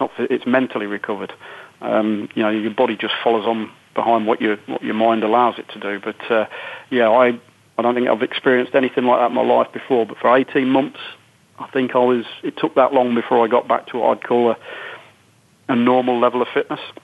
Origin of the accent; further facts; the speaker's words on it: United Kingdom; being typically British